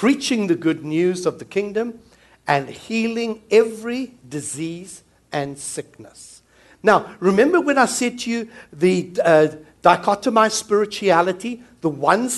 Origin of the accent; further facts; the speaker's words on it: South Africa; now in New Zealand; Coming from South Africa, I'm South African